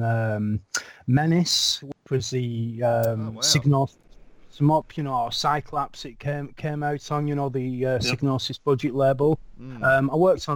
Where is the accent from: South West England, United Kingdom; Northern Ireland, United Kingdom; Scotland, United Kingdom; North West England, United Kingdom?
North West England, United Kingdom; Lancashire; also born or lived in Yorkshire; I moved from Lancashire, which is where I live, or where I'm from